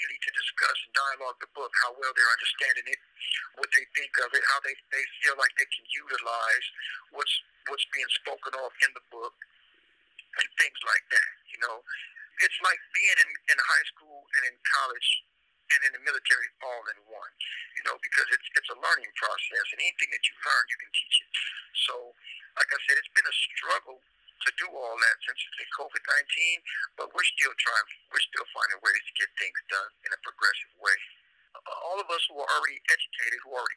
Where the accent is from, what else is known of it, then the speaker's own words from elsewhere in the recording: Los Angeles, California, United States; now in Corcoran State Prison, United States; I come from Los Angeles, California, another inner city